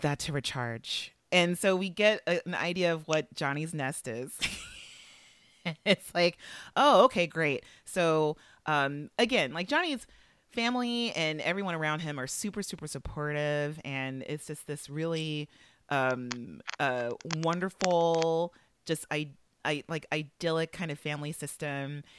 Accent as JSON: {"language": "English", "town": "Los Angeles", "region": "California", "country": "United States", "tie": "born or raised there", "said": "I would like to set the mood for Los Angeles as my hometown"}